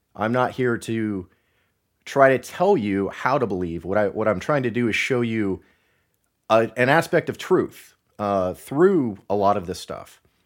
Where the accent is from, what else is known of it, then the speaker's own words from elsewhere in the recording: Northwest Ohio, United States; moved away; I'm originally from Northwest Ohio